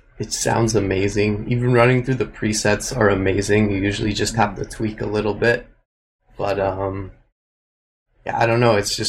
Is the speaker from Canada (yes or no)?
yes; Edmonton, Alberta, Canada; also born or lived in Nanaimo / Toronto / Vancouver / Los Angeles; I was born in Nanaimo on Vancouver Island. I grew up in Edmonton. And I've just been hopping around Toronto and Vancouver